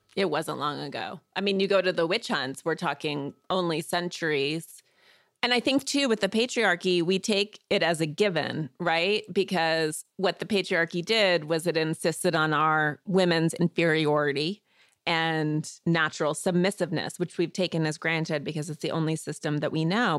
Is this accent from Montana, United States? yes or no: yes; Missoula, Montana, United States; I was born in Missoula, Montana. which is a small, sort of liberal college town in the northwest part of the state. And I grew up outside of town.